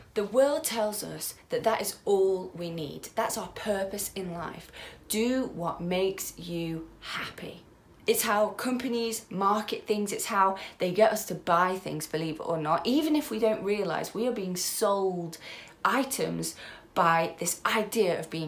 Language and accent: English; United Kingdom; As British people